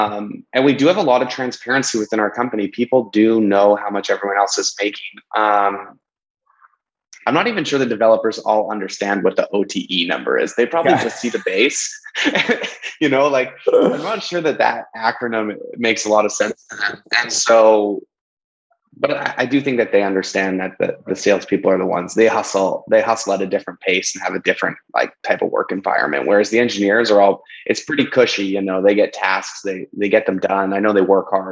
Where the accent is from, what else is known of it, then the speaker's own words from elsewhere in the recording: Canadian in British Columbia, Canada; I'm just Canadian in British Columbia